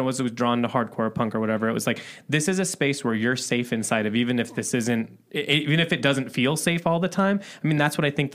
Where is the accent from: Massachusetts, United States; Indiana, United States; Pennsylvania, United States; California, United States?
Indiana, United States; moved away; I'm from Indiana originally